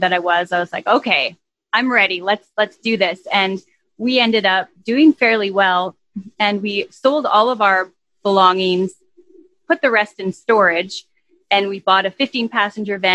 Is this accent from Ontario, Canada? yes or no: no; Saskatchewan, Canada; moved away as an adult; also born or lived in Vancouver / Los Angeles; I was born and raised here in Saskatchewan, where I am now back.